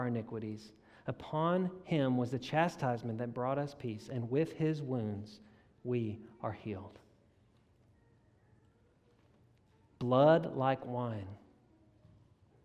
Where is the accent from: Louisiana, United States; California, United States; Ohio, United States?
Louisiana, United States; South; I grew up in South Louisiana